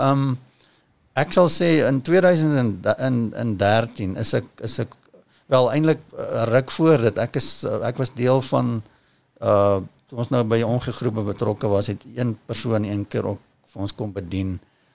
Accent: Kempton Park, Gauteng, South Africa; ek ek kom eintlik van Kempton Park af. Eh, ja. Uh, daar ek is in my ouer huis gebore en ek het daar ek het maar daar gebly

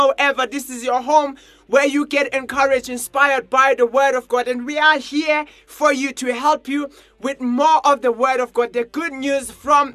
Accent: Johannesburg, Gauteng, South Africa; I am from Johannesburg

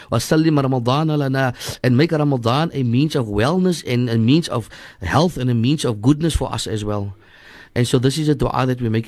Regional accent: Cape Town, Western Cape, South Africa; also born or lived in District Six, Cape Town; I grew up in in Hanover Park. We were thrown out of District Six at a very early age, so we were thrown into Hanover Park.

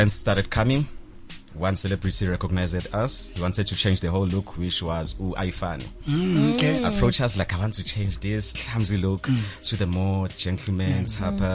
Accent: Soweto, Gauteng, South Africa; a Kasi boy from a Midlands, Soweto

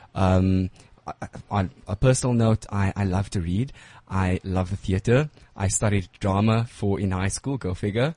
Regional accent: Johannesburg, Gauteng, South Africa; I'm a Joburg boy

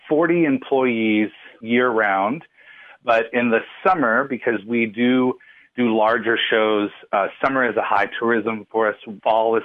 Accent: Overton County, Tennessee, United States; I grew up in Overton County

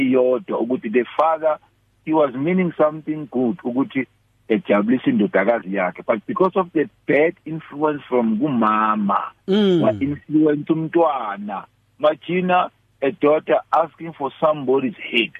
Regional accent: Peckham, London, United Kingdom; No, I'm from Peckham.

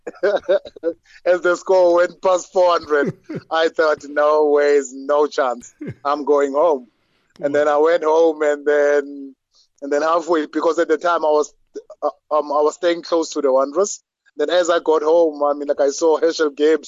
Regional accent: Soweto, Gauteng, South Africa; I grew up in Soweto, in Orlando East, like the late 80s.

